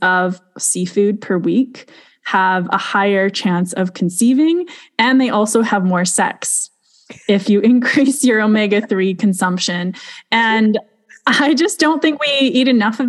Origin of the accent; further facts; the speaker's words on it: Alberta, Canada; we're both from Alberta